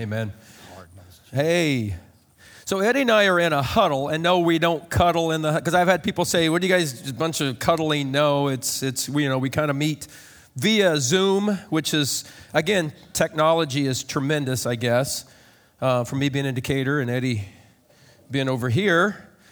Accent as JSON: {"language": "English", "town": "Lovington", "region": "Illinois", "country": "United States", "tie": "born or raised there", "said": "I grew up in Lovington"}